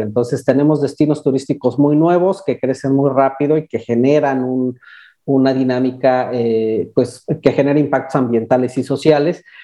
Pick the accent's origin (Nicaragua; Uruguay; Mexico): Mexico; Mexico City; moved away as an adult; now in Cancún, Mexico; yo soy originario de Ciudad de México eh, y tengo cerca de 18 años viviendo aquí en Cancún.